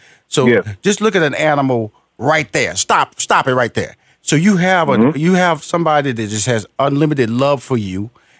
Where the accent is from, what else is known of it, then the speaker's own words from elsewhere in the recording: Houston, Texas, United States; because I am a country boy. I'm from Houston, Texas, Fifth Ward.